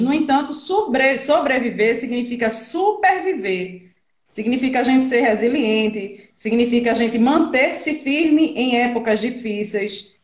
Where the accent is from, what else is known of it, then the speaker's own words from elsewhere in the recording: Brazil; Sou daqui de Tapsoma, todo mundo me conhece.